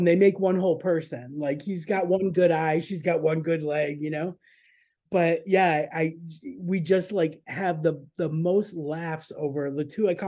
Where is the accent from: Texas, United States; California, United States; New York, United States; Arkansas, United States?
New York, United States; Buffalo; I grew up in Buffalo, but not the real New York.